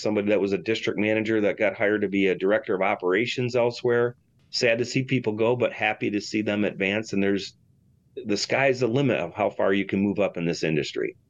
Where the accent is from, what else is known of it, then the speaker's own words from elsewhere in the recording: Michigan, United States; I'm from Michigan